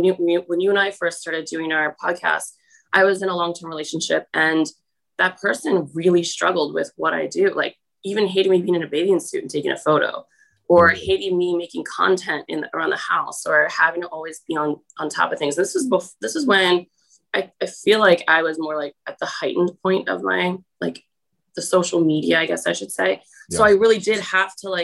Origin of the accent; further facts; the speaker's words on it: New Jersey, United States; I'm from New Jersey